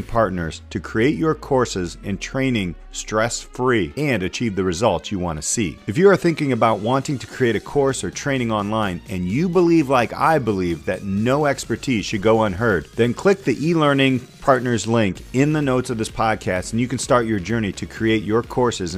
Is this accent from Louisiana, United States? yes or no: no; Walkerton, Indiana, United States; moved away; my hometown, Walkerton, Indiana